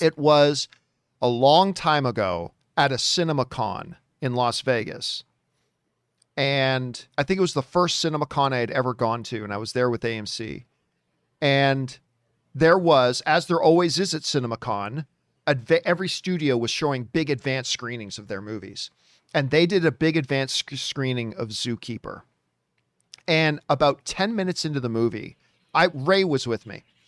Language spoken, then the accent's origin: English; Canada; as a Canadian and as an Italian